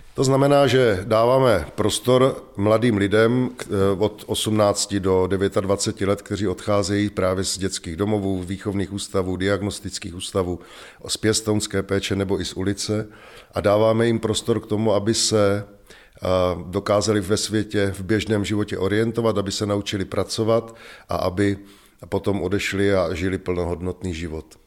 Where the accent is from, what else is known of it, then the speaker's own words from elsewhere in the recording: Rapotín, Olomouc Region, Czechia; also born or lived in Šumperk; now in Květná, Czechia; Já pocházím z malé vesnice, kousek od Šumperka, eh, asi budete znát zámek ve Velkých Losinách. A já jsem se narodil tedy v porodnici v Šumperku a nicméně vyrůstal jsem asi pět minut cesty od zámku v Velkých Losinách ve vesnici, která se jmenuje Rapotín.